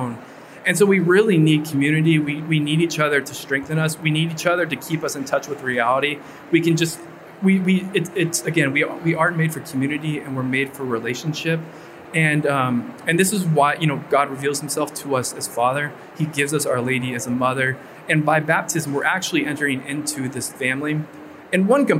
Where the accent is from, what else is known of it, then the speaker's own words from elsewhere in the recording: Orange County, California, United States; moved away; I'm from Orange County, California, from Southern California. And I was back home for one summer